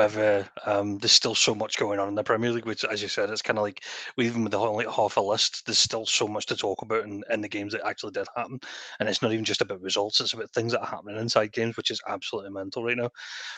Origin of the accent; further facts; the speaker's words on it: England, United Kingdom; now in Scotland, United Kingdom; being English, living in Scotland